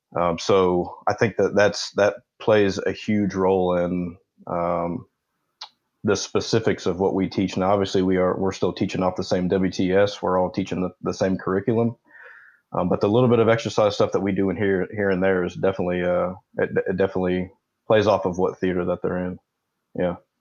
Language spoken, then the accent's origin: English; Indianapolis, Indiana, United States; moved away as an adult; I'm from Indianapolis, Indiana, or around Indianapolis. That's what I claim.